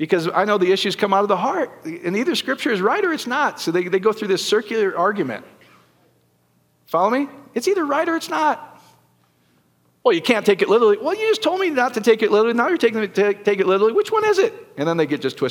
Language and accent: English; Iowa, United States; I grew up in Iowa